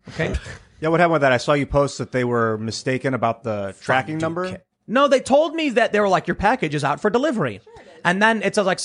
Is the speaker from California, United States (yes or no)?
no; Cuyahoga Falls, Ohio, United States; What up, Ohio? I'm from Cuyahoga Falls. Oh, yeah. Shout out Northeast go. Ohio.